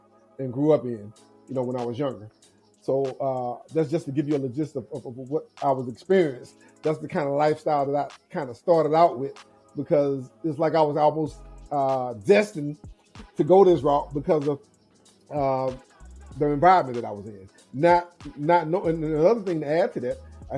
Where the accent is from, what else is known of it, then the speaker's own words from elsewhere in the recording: Mobile, Alabama, United States; I grew up in Mobile, Alabama, in a small town called Maysville